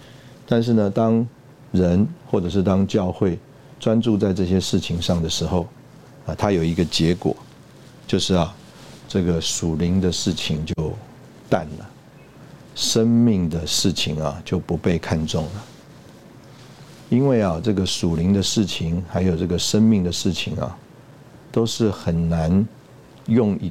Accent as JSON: {"language": "Chinese", "country": "China", "said": "我们中国人吃饭用筷子啊，比这个西方人高明多了"}